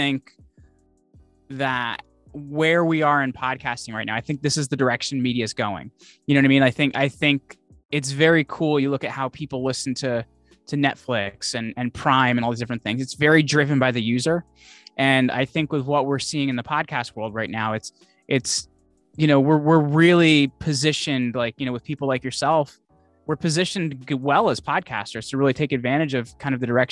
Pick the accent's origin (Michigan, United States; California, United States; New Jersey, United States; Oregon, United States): New Jersey, United States; Northwestern; I grew up in New Jersey, but like over the border in New Jersey from Pennsylvania